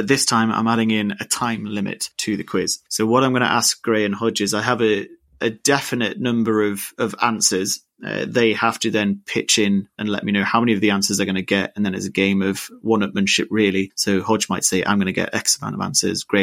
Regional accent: Jesmond, North East England, United Kingdom; I mean, I'm from Jesmond myself, so I can't really say too much.

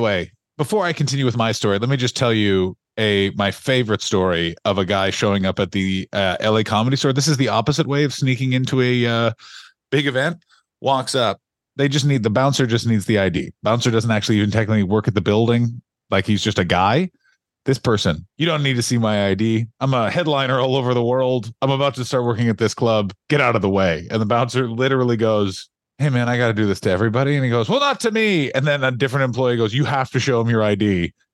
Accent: United States; me being an American

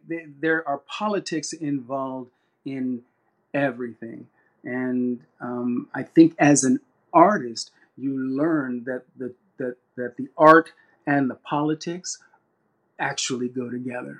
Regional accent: Sacramento, California, United States; I was raised in Sacramento, California, our hometown

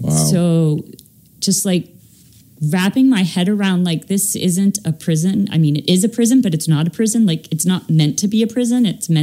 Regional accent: Baltimore, Maryland, United States; I grew up in Baltimore.

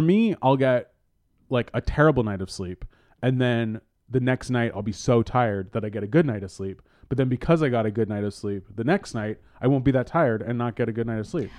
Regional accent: East Bay, California, United States; I grew up in the East Bay.

